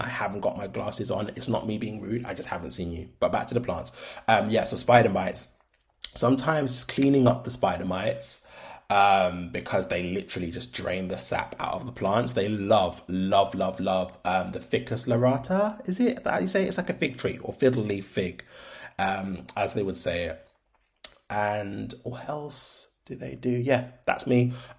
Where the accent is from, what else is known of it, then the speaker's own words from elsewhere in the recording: London, United Kingdom; born there; now in Birmingham, United Kingdom; I am 30 years old. I live in Birmingham at the moment. I was born in London. I'm of Black Caribbean descent